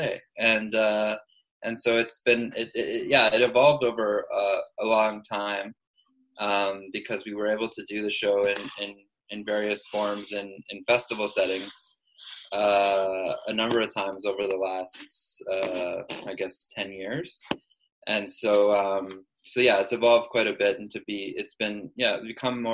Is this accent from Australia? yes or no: no; Edmonton, Alberta, Canada; moved away; also born or lived in Montreal; I'm from Edmonton